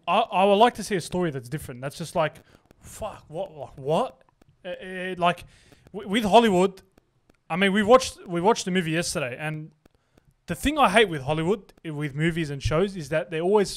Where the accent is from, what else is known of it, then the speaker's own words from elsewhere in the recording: Australia; I'm Australian